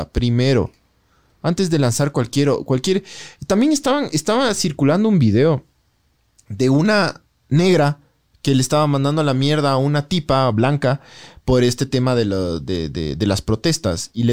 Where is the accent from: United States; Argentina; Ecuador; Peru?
Ecuador; soy ecuatoriano, sí, me siento orgulloso de ser ecuatoriano. Sí, por ciertas cosas, sobre todo por la naturaleza y por algunas cosas, eh, por, por, haber nacido en este lugar tan loco que es la mitad del mundo donde tienes todo alrededor.